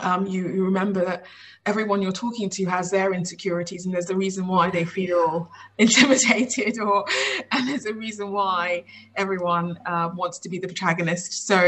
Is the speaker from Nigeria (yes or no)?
yes; Nigeria; I'm Nigerian British. Mm-hmm. And in our culture, obviously, it's a pretty traditional culture in Nigeria, where we came from, but there's always a kind of a big focus on education